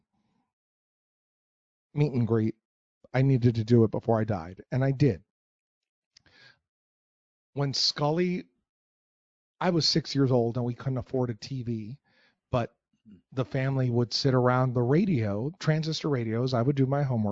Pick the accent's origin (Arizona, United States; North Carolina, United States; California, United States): California, United States; Los Angeles; moved away as an adult; also born or lived in Las Vegas; now in Phoenix, United States; I grew up in Los Angeles